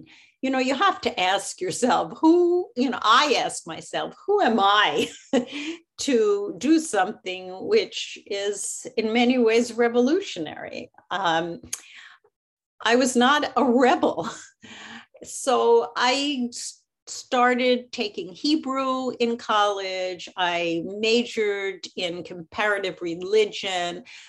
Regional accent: Philadelphia, Pennsylvania, United States; I grew up in Philadelphia, and I belong to Congregation Knesset Israel, which was a Reform congregation.

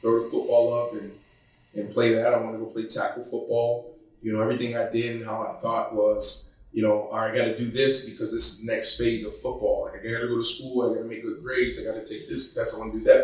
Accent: Pittsburgh, Pennsylvania, United States; I was born in Pittsburgh, Pennsylvania. Grew up in a town, East Liberty

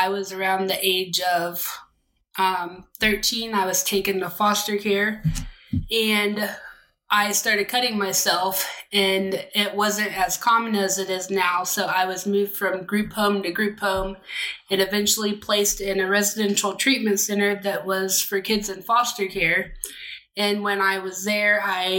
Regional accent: Central Florida, United States; I grew up in Central Florida

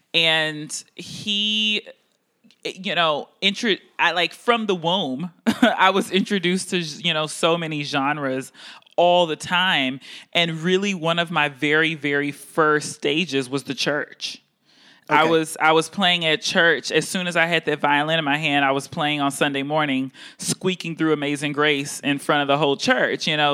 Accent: Houston, Texas, United States; also born or lived in Baltimore; now in Boston, United States; I'm from Houston, Texas

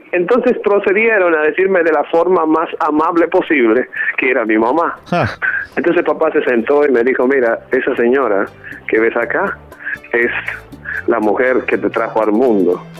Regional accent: Dominican Republic; born there; Yo soy dominicano de nacimiento. Este, soy el menor de ocho hermanos.

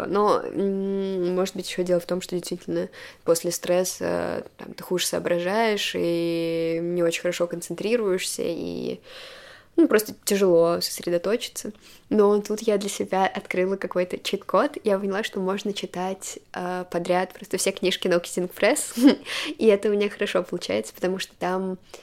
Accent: Moscow, Russia; я родилась в Москве, у меня были хорошие образовательные возможности

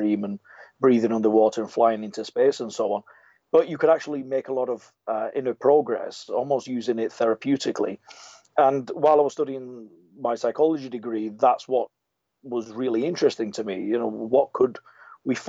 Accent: England, United Kingdom; I was born in England to Italian parents, and so I sound a little bit muddled

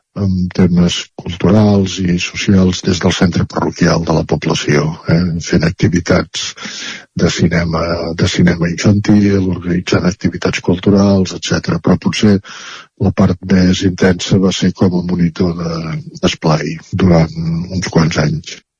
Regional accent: Centelles, Catalonia, Spain; participant en entitats culturals de, de Centelles, eh, del meu poble

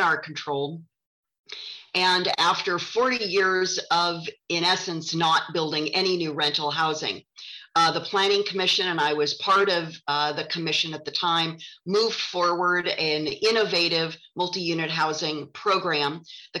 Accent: Santa Barbara, California, United States; also born or lived in San Francisco; Santa Barbara is my hometown. My family moved here in the late 1960s.

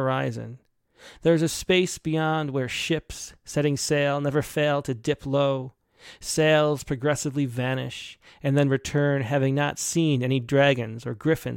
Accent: the North, United States; growing up in the North

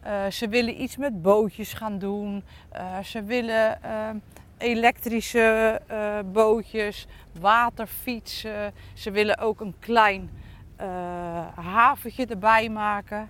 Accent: Dordrecht, South Holland, Netherlands; Ik ben zelf in de Colijnstraat geboren

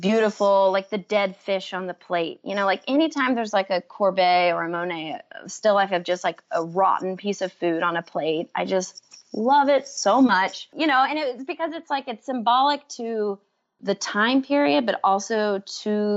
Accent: Waco, Texas, United States; moved away; also born or lived in New York; growing up in Waco

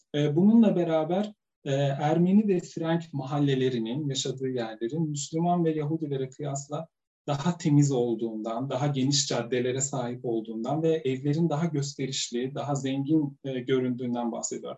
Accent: Sivas Province, Turkey; benim çocukluğum da Sivas'ta geçti. Ben Sivaslıyım.

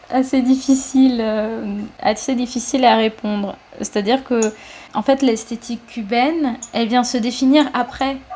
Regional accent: France; Il faut, en fait, en tant que Français, on va à Cuba, on se dit ah la chaleur, c'est génial

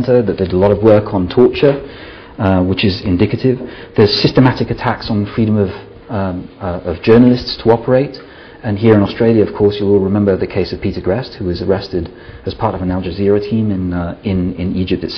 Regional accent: Italy; now in Scotland; I'm originally from Italy

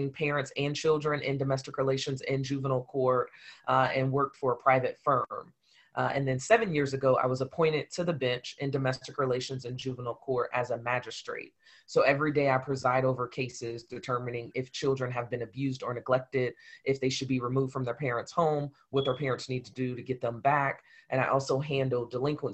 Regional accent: Columbus, Ohio, United States; I am from Columbus, Ohio, born and raised here.

